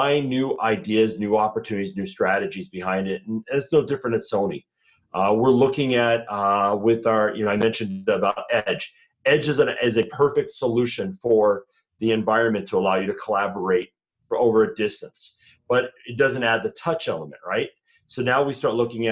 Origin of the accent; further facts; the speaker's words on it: Minnesota, United States; I'm from Minnesota